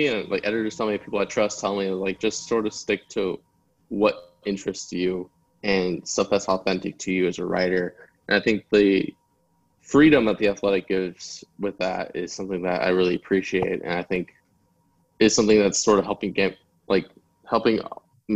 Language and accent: English; United States; My parents immigrated to the United States, and just sort of like understanding that experience growing up in America